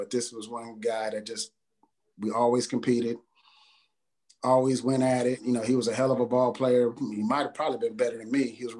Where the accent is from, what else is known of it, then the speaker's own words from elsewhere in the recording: San Jose, California, United States; moved away as an adult; also born or lived in San Diego; I'm from the Bay Area, San Jose.